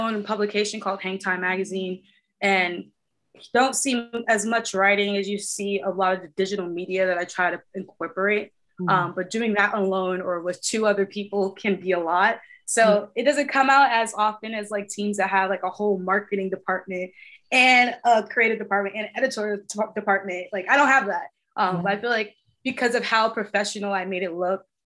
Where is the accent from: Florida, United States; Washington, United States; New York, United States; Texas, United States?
New York, United States; New York City; also born or lived in Bronx, New York; I grew up in Queens, New York